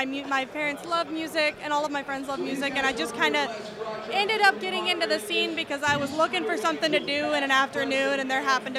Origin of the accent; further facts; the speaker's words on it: Texas, United States; now in Nashville, United States; No, I moved here in November, but I am originally from Texas.